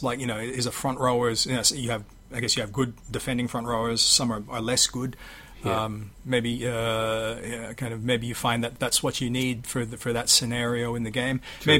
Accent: Sydney, New South Wales, Australia; born there; I think I'm at a bit of a remove from it, because even though I was born in Sydney, I don't really consider myself, you know, kind of being from New South Wales. I didn't grow up in the rugby league culture.

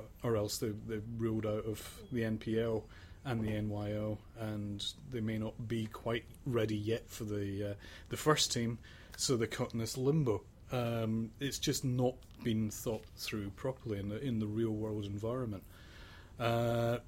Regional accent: Sydney, New South Wales, Australia; I'm from Sydney

